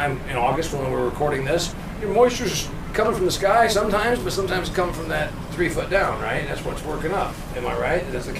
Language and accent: English; Indiana, United States; I'm from Indiana.